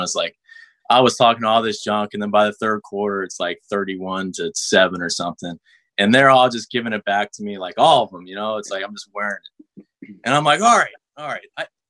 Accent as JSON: {"language": "English", "region": "Maryland", "country": "United States", "tie": "born or raised there", "said": "I was born and raised in Maryland"}